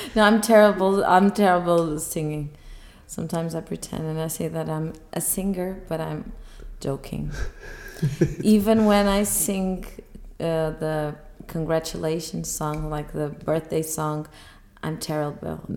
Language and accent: English; Porto, Portugal; I'm an architect from Porto.